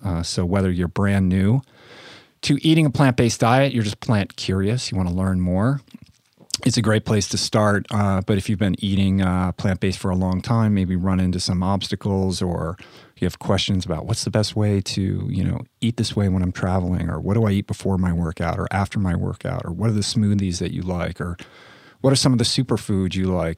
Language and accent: English; Washington, District of Columbia, United States; moved away; also born or lived in Santa Monica; in Washington, D C, in my hometown